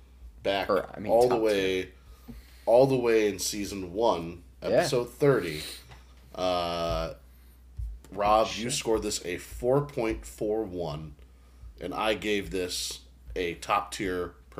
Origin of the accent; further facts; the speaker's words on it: Boston, Massachusetts, United States; I'm from Boston, so.